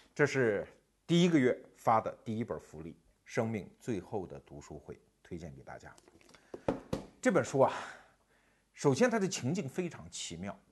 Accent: China; 我们中国人的说法

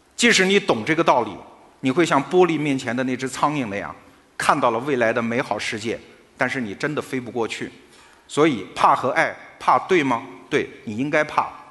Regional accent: China; 我们中国人一不高兴我们就死给他看

